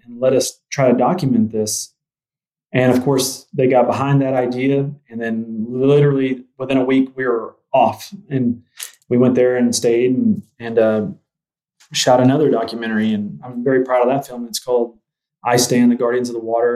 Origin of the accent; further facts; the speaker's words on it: Spiro, Oklahoma, United States; moved away; Where I grew up in Spiro, Oklahoma, I graduated with 80 people